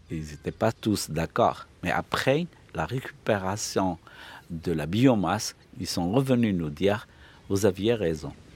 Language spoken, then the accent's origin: French; Fes, Fès-Meknès, Morocco; moved away as an adult; now in Al Hoceima, Morocco; Je suis né à Fès, mais j'ai été affecté comme professeur euh, SVT dès 87